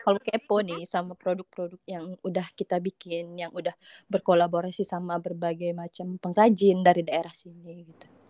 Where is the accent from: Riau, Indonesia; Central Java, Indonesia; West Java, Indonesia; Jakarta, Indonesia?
Riau, Indonesia; Siak Sri Indrapura; aku berasal dari sebuah kota kecil yang ada di Indonesia nih namanya Siak Sri Indrapura. Okay. Nah, Provinsi Riau